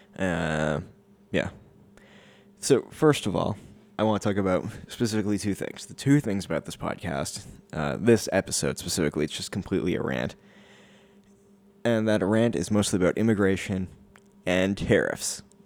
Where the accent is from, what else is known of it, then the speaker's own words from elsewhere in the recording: Canada; as a Canadian